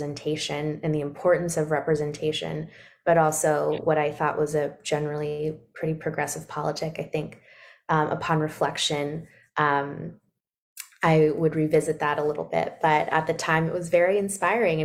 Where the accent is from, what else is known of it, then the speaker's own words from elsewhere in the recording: Sacramento, California, United States; moved away as an adult; also born or lived in Washington, District of Columbia, United States / Brooklyn, New York; now in Brooklyn and Washington, DC, United States; a mixed race Black girl growing up in Sacramento, California